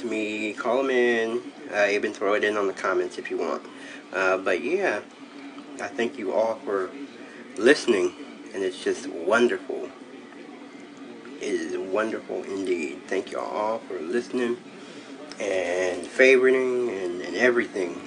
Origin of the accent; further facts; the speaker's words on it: Cleveland, Ohio, United States; I am from Cleveland.